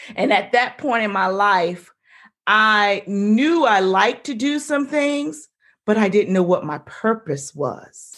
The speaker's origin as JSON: {"language": "English", "region": "South Carolina", "country": "United States", "tie": "born or raised there", "also_born_or_lived": "Maryland", "moved": "as an adult", "said": "I grew up in South Carolina"}